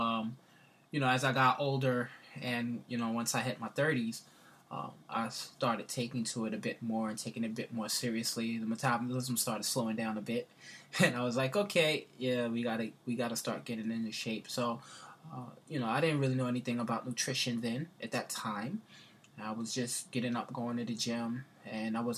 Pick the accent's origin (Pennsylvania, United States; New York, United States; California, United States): New York, United States; New York City; I grew up in the Bronx